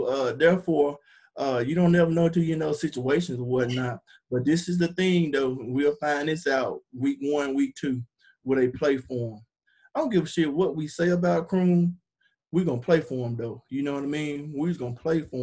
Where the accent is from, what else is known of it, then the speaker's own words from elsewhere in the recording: Hernando, Mississippi, United States; I'm from Hernando